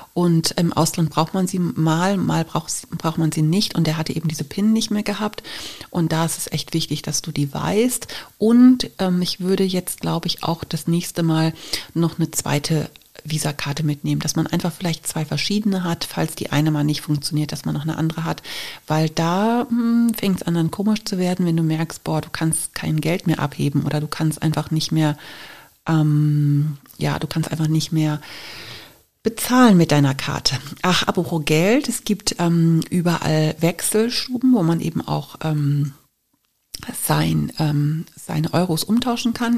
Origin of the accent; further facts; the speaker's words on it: Germany; wir kommen aus Deutschland